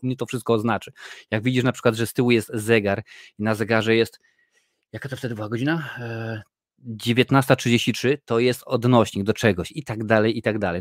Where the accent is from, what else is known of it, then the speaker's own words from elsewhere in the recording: Tarnów, Lesser Poland, Poland; now in Ireland; ja pochodzę z Tarnowa, który jest małym miastem